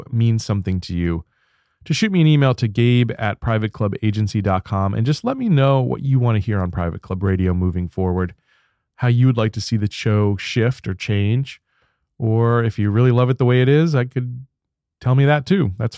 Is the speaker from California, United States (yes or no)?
no; Baltimore, Maryland, United States; moved away; I can't wait to go back home to Baltimore, where I grew up as a kid.